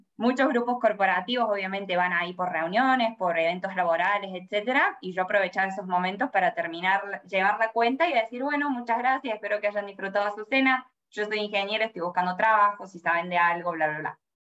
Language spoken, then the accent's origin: Spanish; Córdoba, Argentina; moved away as an adult; also born or lived in Sydney, Australia; now in Melbourne, Australia; yo tengo 26 años, soy de Córdoba, Argentina